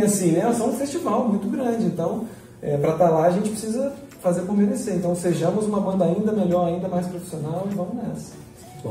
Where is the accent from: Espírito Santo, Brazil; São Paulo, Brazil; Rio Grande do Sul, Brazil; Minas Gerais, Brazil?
Espírito Santo, Brazil; Linhares; eu sou um cara que nasci no Pontal do Piranga, meu pai é biólogo, eu vivi na praia é, até os seis anos de idade